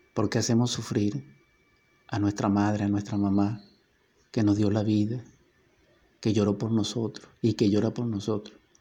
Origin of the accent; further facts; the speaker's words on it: Venezuela; nuestra Venezuela